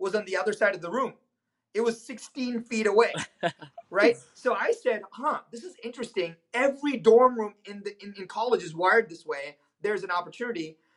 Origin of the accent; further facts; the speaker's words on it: India; moved away as an adult; now in United States; I was born in India.